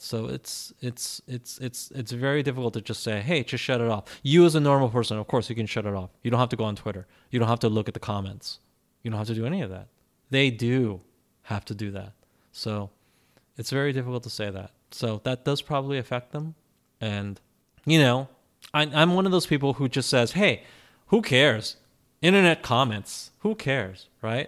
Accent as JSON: {"language": "English", "country": "United States", "tie": "born or raised there", "said": "growing up in America, we were never expected to do 16 hours of schoolwork a day"}